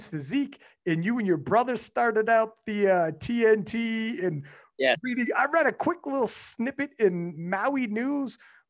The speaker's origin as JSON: {"language": "English", "country": "Canada", "said": "I'm from Canada, dog."}